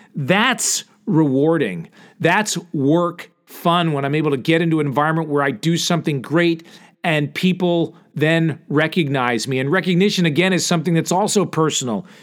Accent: Connecticut, United States; moved away as an adult; now in Texas, United States; I grew up in Connecticut

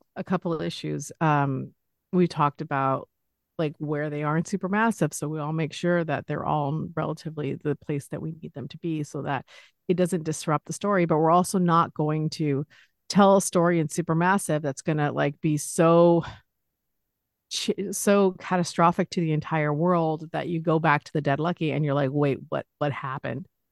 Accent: Los Angeles, California, United States; I'm from Los Angeles

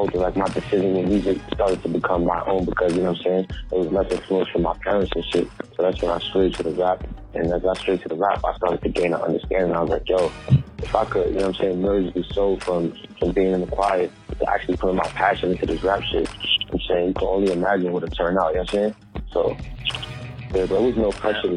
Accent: New York City, New York, United States; also born or lived in Flatbush, Brooklyn; I'm from Brooklyn, Canarsie. I was born in Flatbush. I grew up in Canarsie

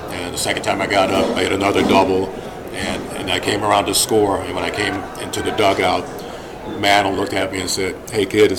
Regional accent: Los Angeles, California, United States; moved away; I grew up in Los Angeles

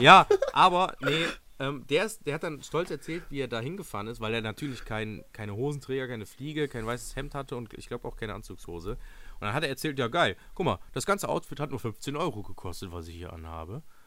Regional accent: Germany; Deutschland, mein Heimatland, wo ich herkomme und geboren wurde

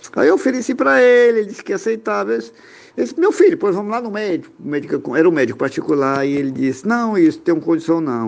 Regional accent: Barra do Corda, Maranhão, Brazil; Sou aqui do Maranhão, da cidade do Barra do Corda, Brasil.

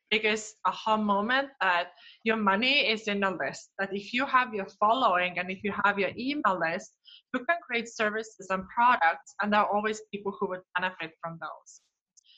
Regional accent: Estonia; moved away as an adult; now in Twin Cities, United States; I grew up in Northeastern Europe, so in Estonia, and I've been here in Twin Cities almost 4 years so far

